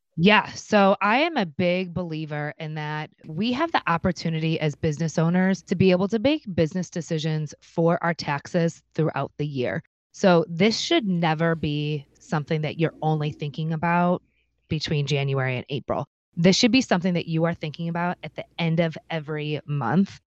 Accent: Cleveland, Ohio, United States; I'm from Cleveland, Ohio

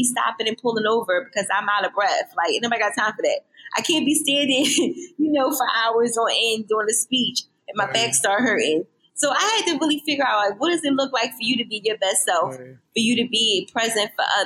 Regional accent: Philadelphia, Pennsylvania, United States; also born or lived in Bloomsburg, Pennsylvania; I born and raised in Philadelphia

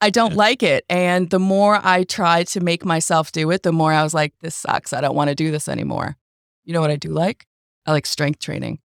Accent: Boston, Massachusetts, United States; moved away as an adult; I am a transplant from Boston

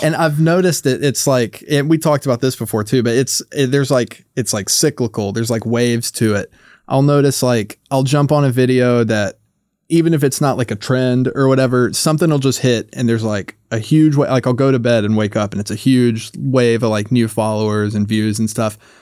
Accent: North Carolina, United States; I'm from North Carolina

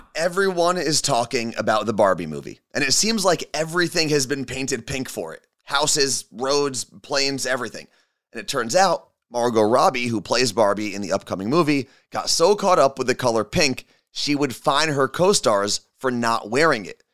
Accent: New Jersey, United States; moved away; you and I, Carla Marie, represent New Jersey

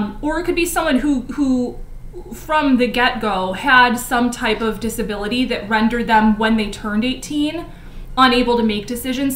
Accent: Chicago suburbs, Illinois, United States; I grew up in the Chicago suburbs

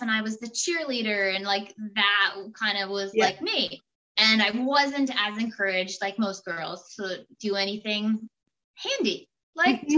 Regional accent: Minot, Maine, United States; also born or lived in Rhode Island / Vermont; I grew up in Minot. Uh, it's also in Maine

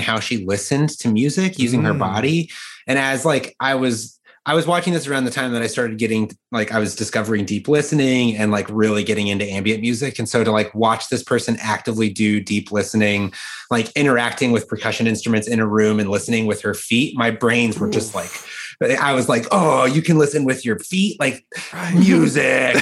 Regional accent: Colorado, United States; I grew up in Colorado

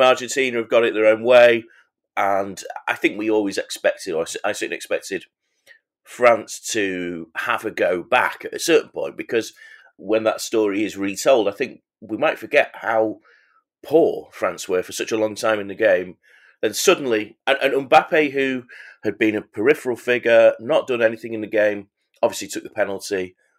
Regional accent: England, United Kingdom; I'm an Englishman

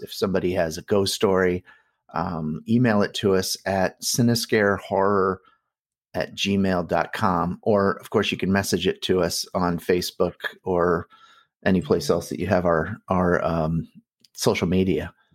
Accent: Bettendorf, Iowa, United States; I grew up in Bettendorf, Iowa

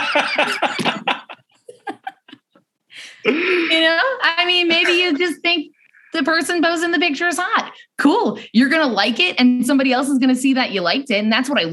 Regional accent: New York, United States; moved away as an adult; now in Arizona, United States; I'm from New York

